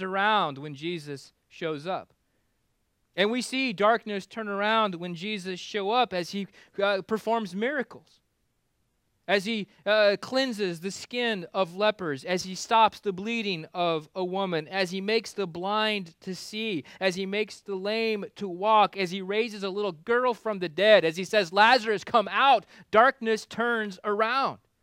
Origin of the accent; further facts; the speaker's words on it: Kansas, United States; now in Florida, United States; I grew up in Kansas where the winters were cold enough to kill bugs.